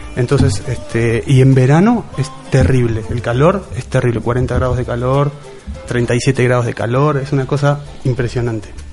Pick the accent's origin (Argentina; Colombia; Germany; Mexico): Argentina; en Argentina nos tenemos la costumbre muy del campo